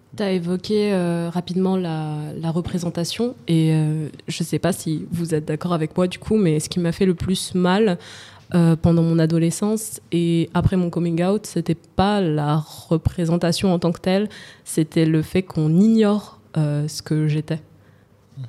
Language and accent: French; Val-de-Marne, Île-de-France, France; J'ai grandi dans le 94. Euh, je je citerai pas le nom de ma ville, mais j'ai grandi dans le 94, le Val-de-Marne.